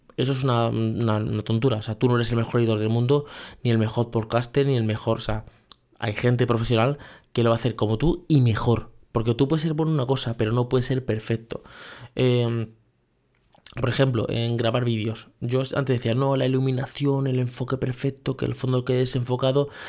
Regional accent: Spain; Es el modelo donde yo me he criado, que sé que soy español

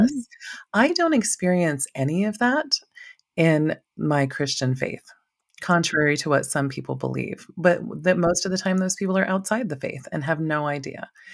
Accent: Maui, Hawaii, United States; moved away as an adult; now in Idaho, United States; being from Maui

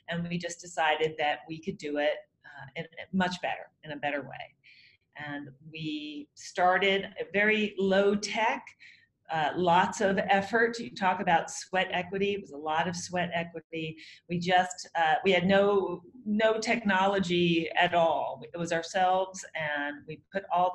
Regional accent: Nashville, Tennessee, United States; moved away as an adult; also born or lived in St. Louis, Missouri; now in New York, United States; I grew up in Nashville, Tennessee, and I moved to New York to be an actress.

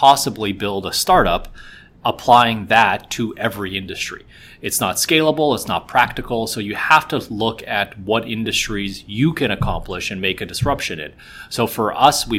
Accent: Vancouver, British Columbia, Canada; moved away as an adult; also born or lived in Shanghai; now in Toronto, Canada; I was born in Shanghai. I moved to Vancouver actually when I was about 3 years old. I spent my whole life in Vancouver up until about 10 years ago. I moved to Toronto.

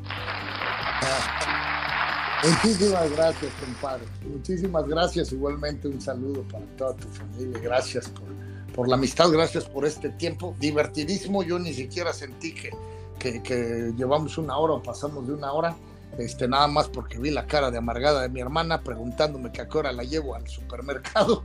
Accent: Mexico; moved away; also born or lived in United States; Born in Mexico, Made in America. Nacido en México, hecho en América

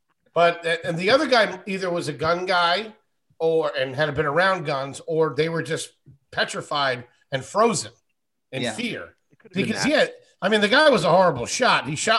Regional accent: Wilkes-Barre, Pennsylvania, United States; now in New York, United States; I was born in Wilkes-Barre. It happened in, I think, a place called Plains, but I could be wrong. But I know it was close to Scranton and close to Wilkes-Barre.

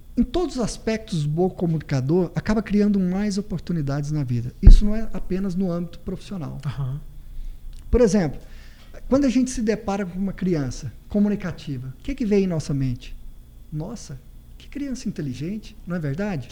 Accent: Ouvidor, Goiás, Brazil; also born or lived in Uberlândia; now in Goiânia, Brazil; sou goiano, sou da cidade de Ouvidor

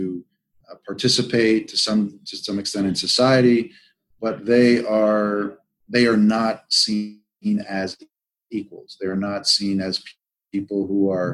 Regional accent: United States; as an American

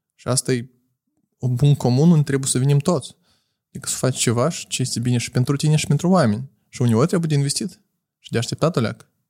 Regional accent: Moldova; noi suntem moldoveni

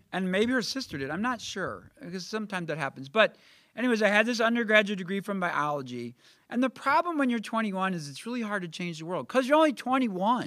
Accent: Millstadt, Illinois, United States; also born or lived in Columbia, Missouri; now in Carbondale, United States; I grew up in Millstot

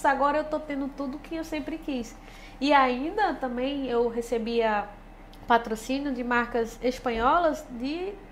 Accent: Northeast Region, Brazil; accent: nordestino; eu não consigo falar bem porque o meu sotaque já é muito arrastado ainda pro nordestino, né?

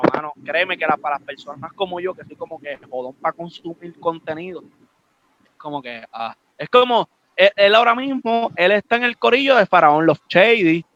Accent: Aguadilla, Puerto Rico; yo soy de Aguadilla

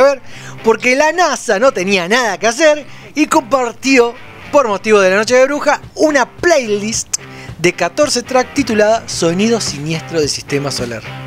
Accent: Florencio Varela, Buenos Aires Province, Argentina; Nosotros somos de Florencia Varela

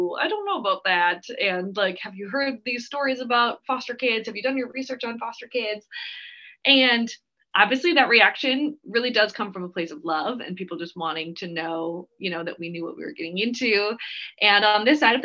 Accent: Twig, Minnesota, United States; moved away as an adult; also born or lived in St. Paul, Minnesota / California; Twigg, Minnesota, if you've ever heard of Twigg, is where I grew up

